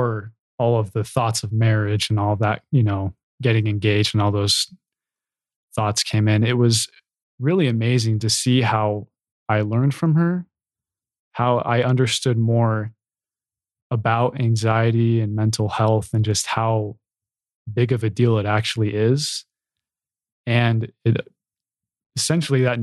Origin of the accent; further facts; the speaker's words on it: Provo, Utah, United States; growing up in Provo